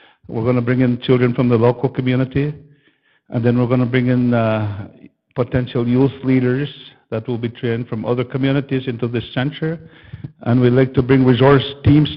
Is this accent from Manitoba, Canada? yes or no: yes; Fairford, Manitoba, Canada; I come from Fairford, Manitoba.